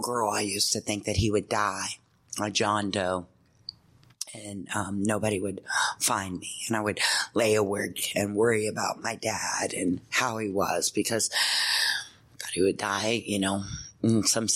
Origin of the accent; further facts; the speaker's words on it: Louisville, Kentucky, United States; I'm from Kentucky.